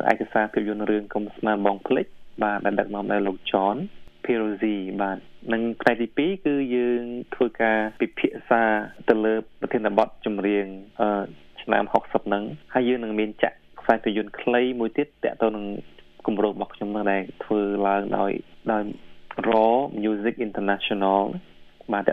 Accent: Cambodia

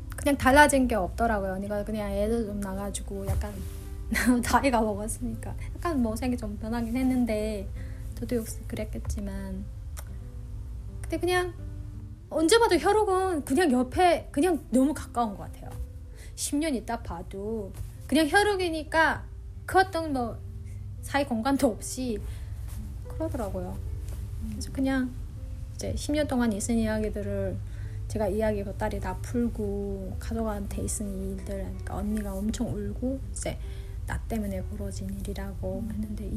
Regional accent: North Korea; also born or lived in South Korea; now in Chicago, United States; 그 북한 고향 냄새가 막 나는 거예요.

